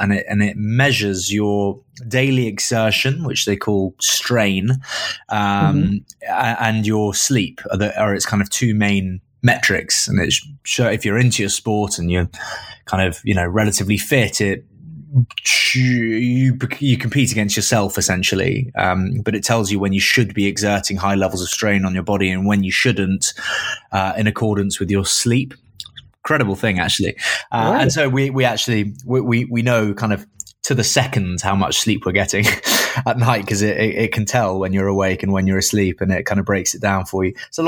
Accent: Caunton, East Midlands, United Kingdom; also born or lived in Grantham; My first childhood memories of home were in a very small town that no one will have heard of, called Caunton. I was born in Grantham

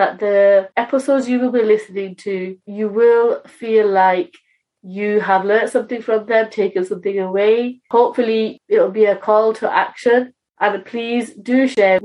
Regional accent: United Kingdom; I am British Bangladeshi

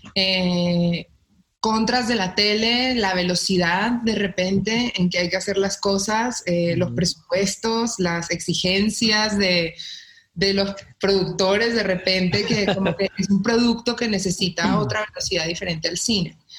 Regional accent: Colombia; now in Mexico; porque pues yo estoy en México, yo soy colombiana

